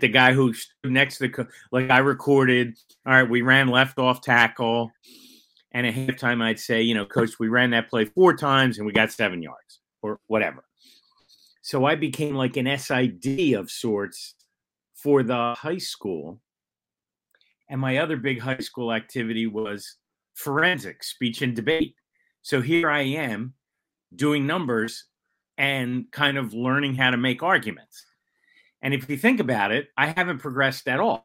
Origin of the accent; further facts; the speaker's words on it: Philadelphia, Pennsylvania, United States; I grew up in the Overbrook section of Philadelphia